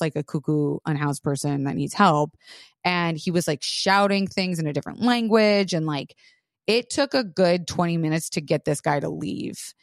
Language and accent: English; Florida, United States; moved away; I grew up in Florida shooting with guns all the time.